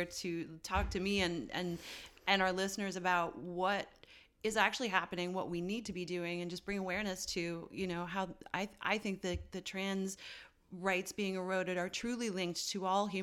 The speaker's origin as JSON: {"language": "English", "region": "Newfoundland and Labrador", "country": "Canada", "tie": "born or raised there", "said": "Newfoundland, my hometown, was the first town to make a legal sale in Canada."}